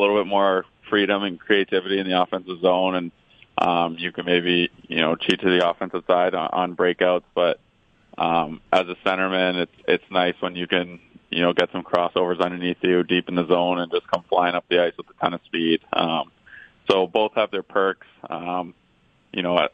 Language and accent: English; Toronto, Ontario, Canada; as a kid growing up in Toronto